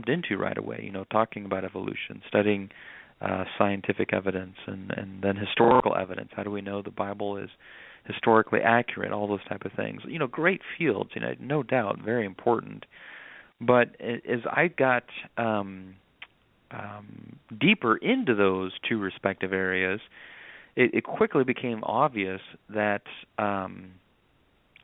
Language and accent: English; Nebraska, United States; moved away as an adult; also born or lived in North Carolina; now in South Carolina, United States; I'm originally from Nebraska, but that whole process led me down here to South Carolina, North Carolina